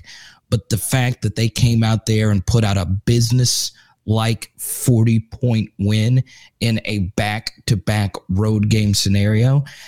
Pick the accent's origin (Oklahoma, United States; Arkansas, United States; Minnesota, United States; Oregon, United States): Arkansas, United States; I grew up in Arkansas.